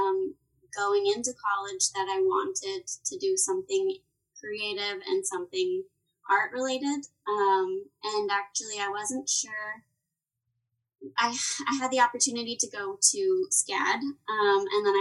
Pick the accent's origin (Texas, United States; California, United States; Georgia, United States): Texas, United States; I was born and raised in Texas